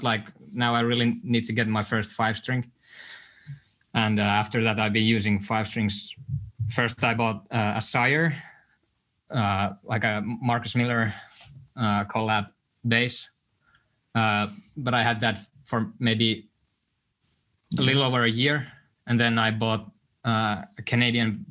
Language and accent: English; Helsinki, Uusimaa, Finland; I was born in Helsinki